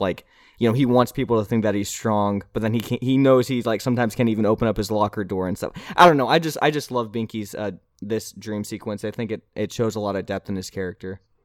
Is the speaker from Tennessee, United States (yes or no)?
yes; Nashville, Tennessee, United States; I'm from Nashville, Tennessee.